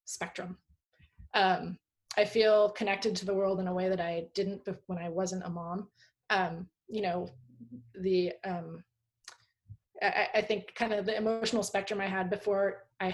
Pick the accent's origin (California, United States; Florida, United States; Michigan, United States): California, United States; Palo Alto; also born or lived in Tahoe; I grew up in Palo Alto in the 70s and 80s